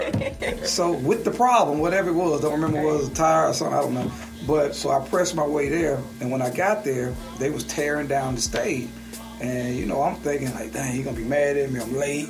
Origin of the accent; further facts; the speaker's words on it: Birmingham, Alabama, United States; moved away as an adult; also born or lived in South Carolina; now in Atlanta, United States; I'm from Birmingham